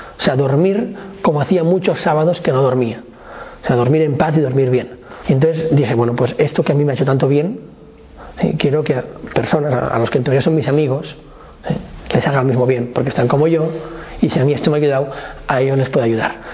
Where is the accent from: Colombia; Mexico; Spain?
Spain; Barcelona, Catalonia; nací en Barcelona